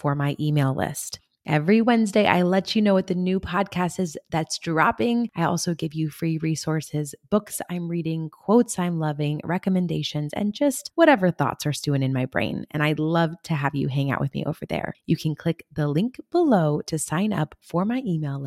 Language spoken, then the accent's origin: English; California, United States; I come from California